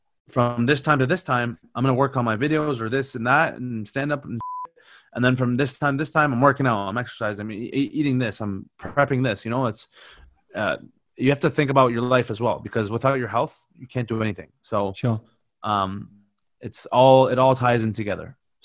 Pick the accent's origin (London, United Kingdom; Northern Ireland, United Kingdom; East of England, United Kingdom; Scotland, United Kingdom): London, United Kingdom; I'm from South London, yeah?